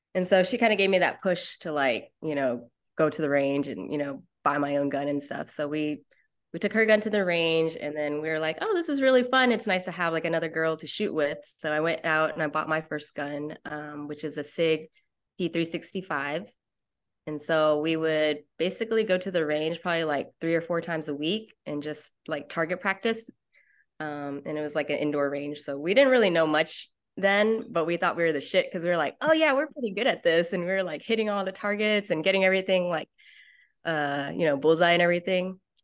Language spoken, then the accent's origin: English; Dallas, Texas, United States; I am from Dallas, Texas.